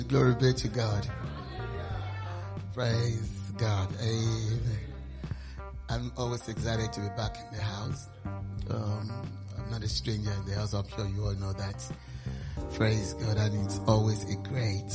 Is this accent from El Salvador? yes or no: no; Nigeria; moved away as an adult; now in United Kingdom; while I was growing up in Nigeria.